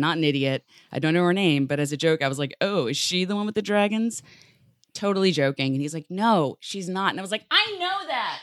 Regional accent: New York City, New York, United States; as a New Yorker

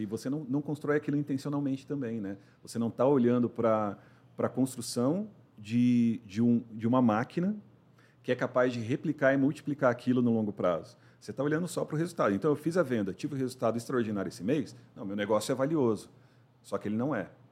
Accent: São Paulo, Brazil; moved away as an adult; also born or lived in Santa Catarina; eu sou paulistano, 44 anos

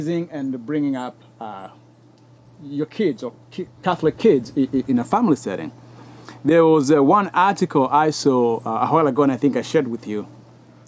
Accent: Kenya; moved away; I grew up in Kenya and we did a lot of farming

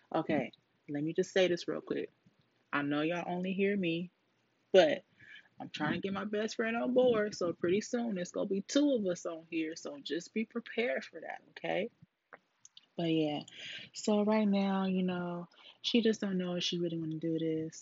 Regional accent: Duarte, California, United States; moved away as an adult; now in Texas, United States; I was born in Cali, Duarte, California.

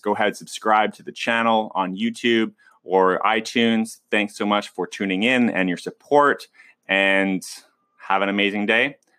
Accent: West Coast, United States; I'm from the West Coast and growing up around, um, that, that kind of, uh, that kind of scene

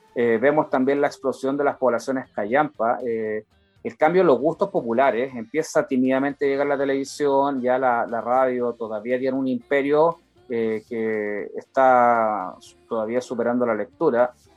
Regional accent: Valparaíso, Chile; also born or lived in Viña del Mar; now in Santiago, Chile; Yo, yo nací en Viña del Mar, crecí en Valparaíso y, y yo tengo Valparaíso en el corazón

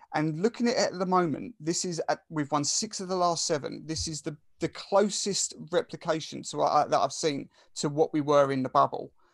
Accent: Essex, East of England, United Kingdom; accent: Essex; I'm from Essex, and Essex is probably one of the top three, I would say, worst accents in the country

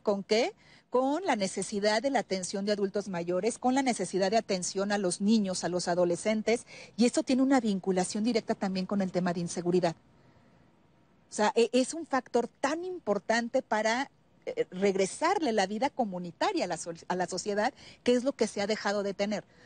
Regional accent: Guanajuato, Mexico; yo soy de Guanajuato

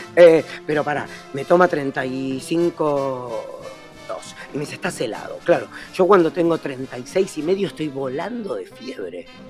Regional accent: Argentina; yo fui como un argentino adoptado uruguayo

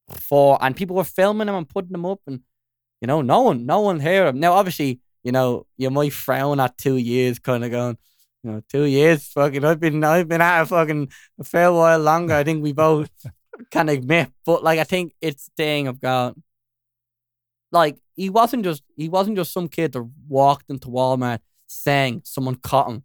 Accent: Dublin, Leinster, Ireland; I'm just from, like, North Side

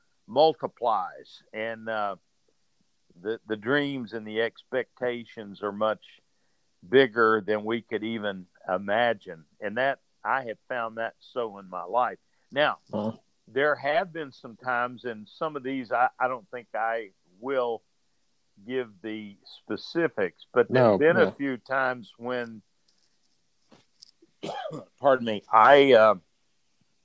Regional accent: Georgia, United States; I was raised in Georgia

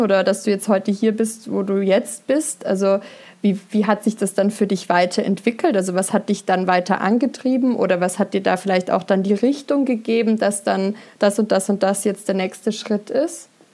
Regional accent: Berg, Germany; aus dem Dorf, wo ich groß geworden bin, in Berg

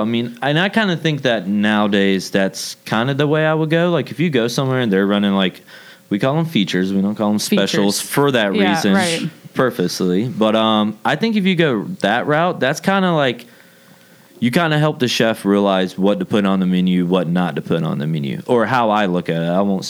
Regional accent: the South, United States; I was raised in the South. Like, that's all we do in the South is talk behind people's backs.

